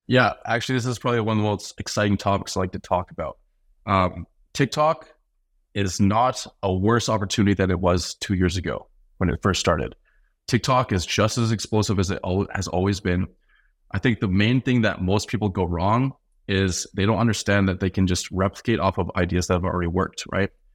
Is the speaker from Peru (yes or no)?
no; Canada; also born or lived in North Carolina; As a Canadian